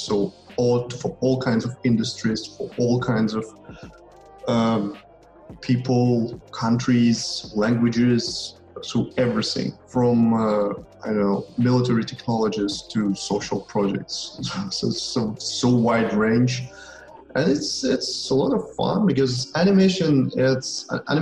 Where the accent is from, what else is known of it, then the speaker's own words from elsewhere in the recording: Ukraine; I'm from Ukraine. I'm Ukrainian